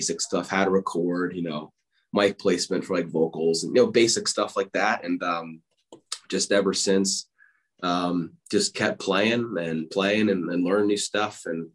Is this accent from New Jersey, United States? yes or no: yes; Whippany, New Jersey, United States; I grew up in a small town, Whippany, in northern New Jersey